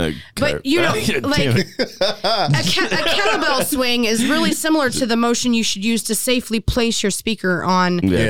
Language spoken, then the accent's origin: English; Florida, United States; I'm from Florida, baby.